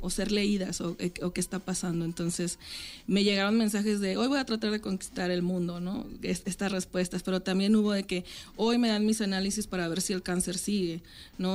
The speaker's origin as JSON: {"language": "Spanish", "town": "Francisco I. Madero", "region": "Coahuila", "country": "Mexico", "moved": "yes", "said": "yo soy de Francisco y Madero, en Coahuila"}